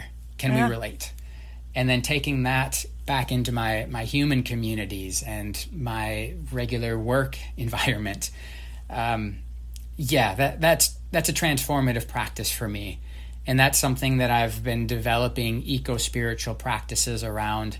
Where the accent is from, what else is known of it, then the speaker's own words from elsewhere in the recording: northern Mississippi River, Minnesota, United States; moved away; the Mississippi River, which is what my hometown bordered up against